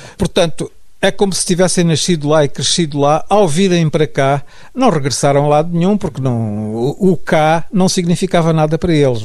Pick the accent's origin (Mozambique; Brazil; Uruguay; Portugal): Mozambique; moved away as an adult; sair de Moçambique, eu sempre tinha vivido lá, tinha lá a minha família toda.